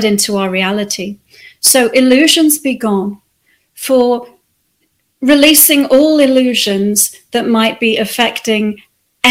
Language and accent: English; the Wirral, North West England, United Kingdom; moved away; also born or lived in Australia; I spent the rest of my childhood growing up on the Wirral